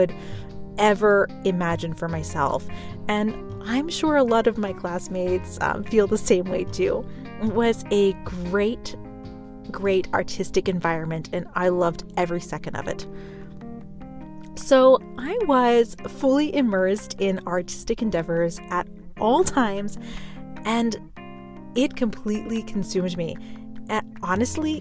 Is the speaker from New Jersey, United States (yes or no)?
no; Pittsburgh, Pennsylvania, United States; I'm originally from Pittsburgh, Pennsylvania.